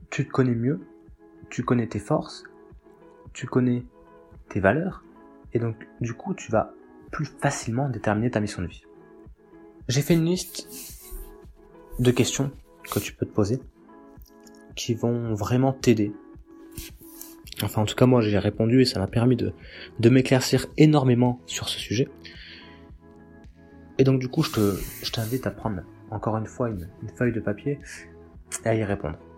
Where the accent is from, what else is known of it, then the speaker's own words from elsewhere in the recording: Nouvelle-Aquitaine, France; now in Bordeaux, France; Je viens, donc là je vis à, je vis à Bordeaux, mais j'ai grandi euh, dans le Lot-et-Garonne. Et euh, donc je suis un paysan.